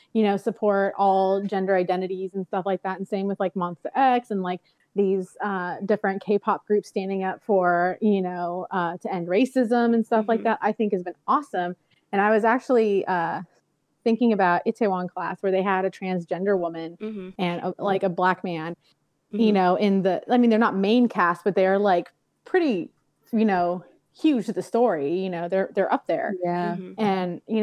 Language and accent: English; San Diego, California, United States; I grew up in South San Diego, which is kind of ghetto.